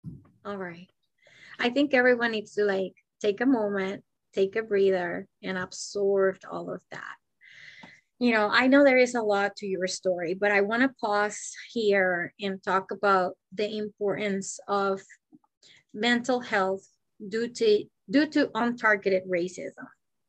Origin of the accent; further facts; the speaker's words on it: Puerto Rico; moved away as an adult; also born or lived in Massachusetts; and I grew up in Puerto Rico, which I didn't know what racism was until I was age 20 that I moved to Massachusetts.